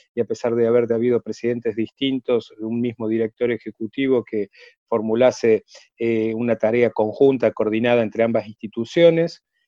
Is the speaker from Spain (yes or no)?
no; Córdoba, Argentina; nací en Córdoba, estudié en Córdoba, me formé en la comunidad judía de Córdoba